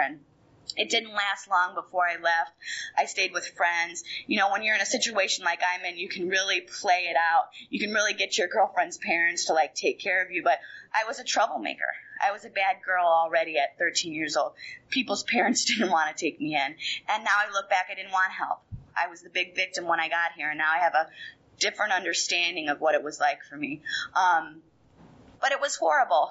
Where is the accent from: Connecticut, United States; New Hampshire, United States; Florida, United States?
Florida, United States; Fort Lauderdale; I grew up in South Florida in Fort Lauderdale